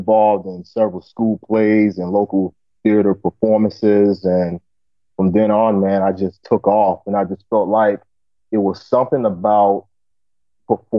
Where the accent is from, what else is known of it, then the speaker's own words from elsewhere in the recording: Providence, Rhode Island, United States; I was born and raised in Providence, Rhode Island.